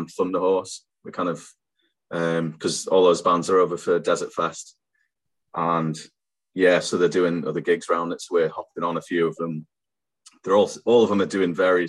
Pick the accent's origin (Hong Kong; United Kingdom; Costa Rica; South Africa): United Kingdom; Sheffield, Yorkshire and the Humber; now in North East England, United Kingdom; I grew up in Sheffield